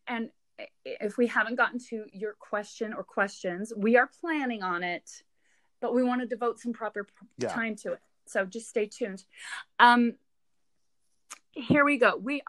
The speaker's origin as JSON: {"language": "English", "region": "the South", "country": "United States", "tie": "born or raised there", "said": "I think from what I've observed growing up in the South"}